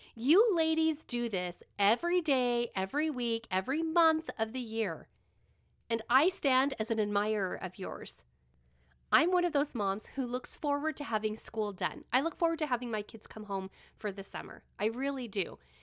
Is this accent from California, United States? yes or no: yes; California, United States; now in Utah, United States; I live in Utah, but I was born and raised in California.